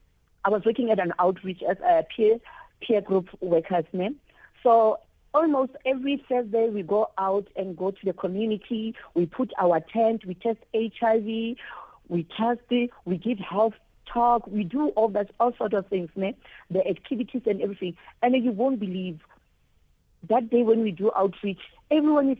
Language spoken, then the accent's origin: English; Free State, South Africa; I'm from Free State here at Zepenar. It's a small town.